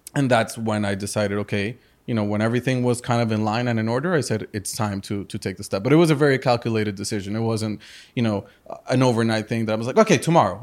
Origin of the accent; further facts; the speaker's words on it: Madrid, Community of Madrid, Spain; also born or lived in Chicago, United States / Colombia; now in Miami, United States; I was born in Chicago. Uh, my parents are from Colombia and from the US. I grew up in Madrid, in Spain